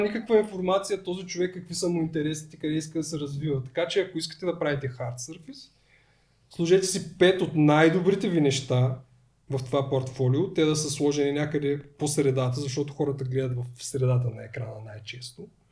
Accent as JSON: {"language": "Bulgarian", "town": "Tryavna", "region": "Gabrovo Province", "country": "Bulgaria", "said": "да идвам а, от Трявна до София"}